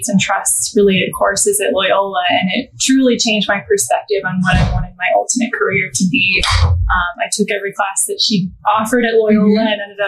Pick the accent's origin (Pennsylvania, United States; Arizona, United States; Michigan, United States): Arizona, United States; Scottsdale; moved away as an adult; now in Chicago, United States; So I am from Scottsdale, Arizona originally, and I moved to Chicago to pursue law school